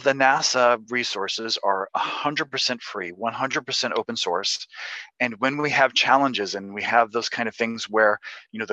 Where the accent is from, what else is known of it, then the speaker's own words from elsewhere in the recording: Kentucky, United States; I'm from Kentucky. I grew up in a family of tobacco farmers.